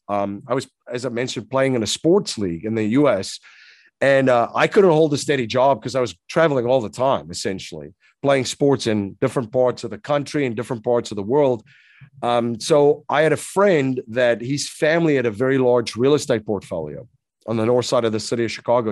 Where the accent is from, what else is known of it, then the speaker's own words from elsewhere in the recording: South Africa; moved away as an adult; now in United States; I'm originally from South Africa. So, I came to the U S in around two thousand and one